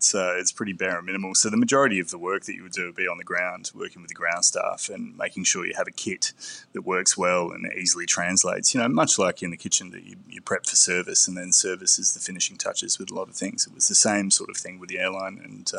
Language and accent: English; Perth, Western Australia, Australia; I grew up in Perth in Western Australia.